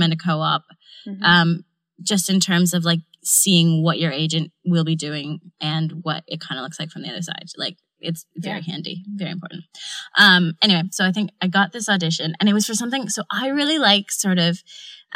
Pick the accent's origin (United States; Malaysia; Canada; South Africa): Canada; now in London, United Kingdom; I'm not American, I'm Canadian